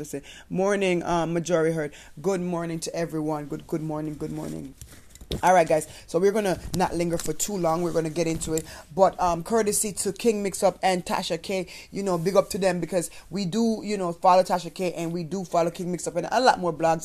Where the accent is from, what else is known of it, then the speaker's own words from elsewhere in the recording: Jamaica; moved away; as a Jamaican person